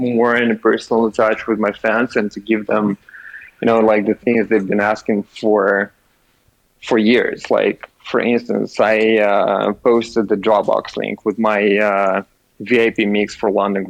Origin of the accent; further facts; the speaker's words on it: Russia; moved away; originally I'm from Russia